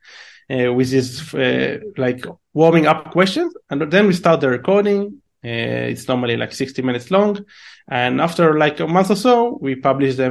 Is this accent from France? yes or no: no; Israel; English is a second language; my accent is shitty because I'm originally from Israel